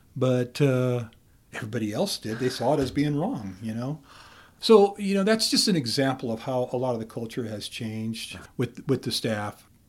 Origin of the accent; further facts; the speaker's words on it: Camas County, Idaho, United States; I'm from Camas County, uh-huh. and right there at E Block